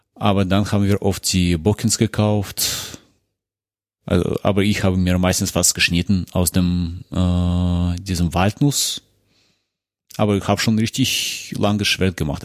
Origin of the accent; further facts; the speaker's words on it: Moscow, Russia; moved away; ich komme aus Moskau, aus Russland